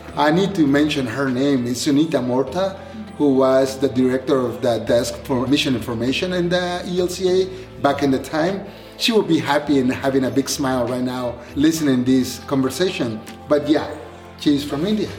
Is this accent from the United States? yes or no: no; Honduras; moved away; I'm from, I was born and raised in Honduras